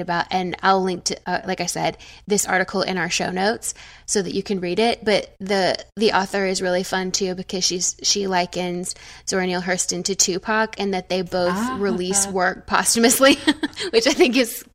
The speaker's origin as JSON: {"language": "English", "region": "the South", "country": "United States", "said": "I'm from the South"}